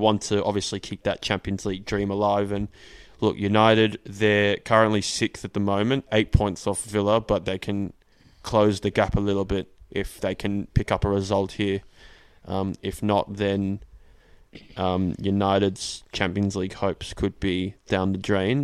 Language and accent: English; Australia